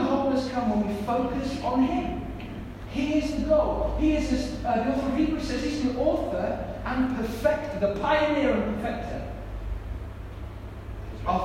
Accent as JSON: {"language": "English", "country": "United Kingdom", "said": "I'm British"}